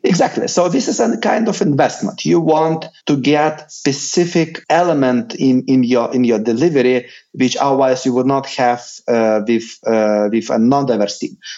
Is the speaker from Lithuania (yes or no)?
yes; Lithuania